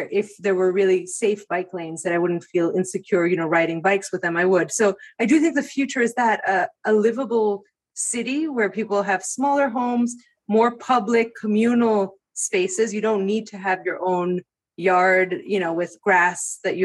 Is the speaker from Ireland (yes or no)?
no; Greece; moved away as an adult; now in United States; I grew up in Greece